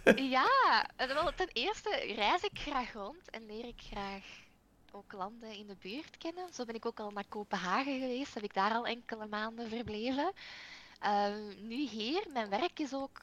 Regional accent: Belgium; ik ben wel een Belg

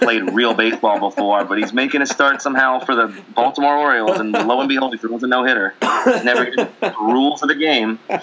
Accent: Canada; I'm Canadian

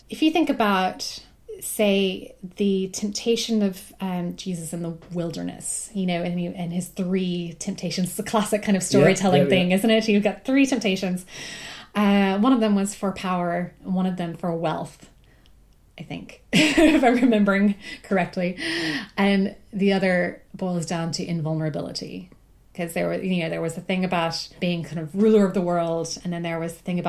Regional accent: South Carolina, United States; Yeah. I mean, I'm from South Carolina, which most people who are from South Carolina could probably say the same.

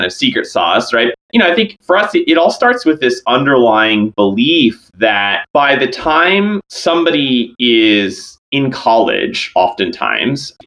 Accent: northwestern New Jersey, United States; moved away as an adult; also born or lived in Boston; I grew up in New Jersey, basically kind of the northwesternmost part of New Jersey

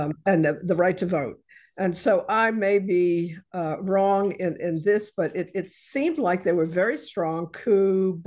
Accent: the North, Northern United States, United States; moved away; I, as a Northerner

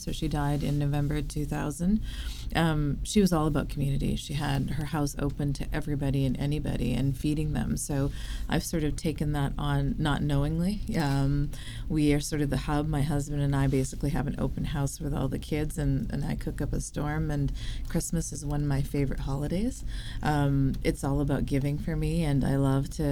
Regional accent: Vancouver, British Columbia, Canada; Where I'm from? Born and raised in Vancouver.

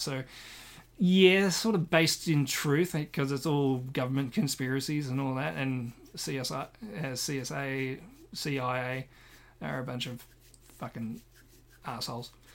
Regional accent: Australia; I am Australian

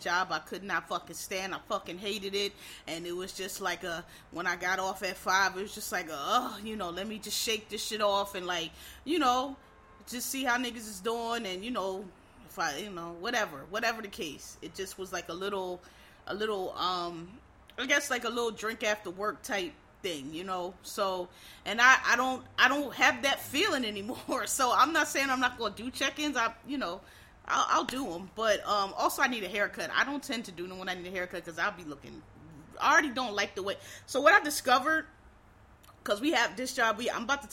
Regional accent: Philadelphia, Pennsylvania, United States; I am from Philadelphia.

